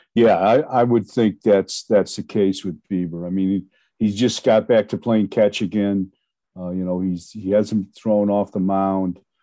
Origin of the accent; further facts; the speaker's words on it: Milan, Ohio, United States; now in Idaho, United States; I grew up there in Milan, Ohio, but I now live out in Idaho. I've been here for 40 years